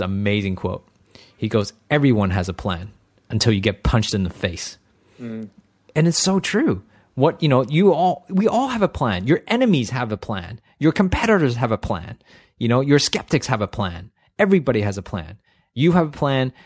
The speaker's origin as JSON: {"language": "English", "country": "Canada", "tie": "born or raised there", "said": "I grew up in Canada"}